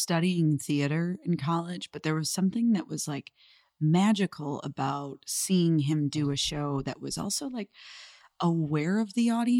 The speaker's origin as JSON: {"language": "English", "town": "Chicago", "region": "Illinois", "country": "United States", "tie": "born or raised there"}